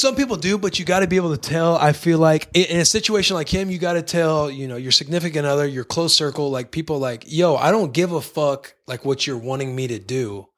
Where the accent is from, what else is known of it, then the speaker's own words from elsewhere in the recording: Bonne Terre, Missouri, United States; moved away; Hometown, Bonterre, Missouri.